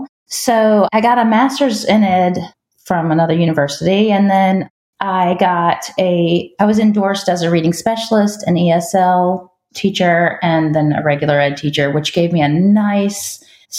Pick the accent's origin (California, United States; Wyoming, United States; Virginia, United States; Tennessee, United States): Virginia, United States; Richmond; I grew up in the Richmond area outside of Richmond, Virginia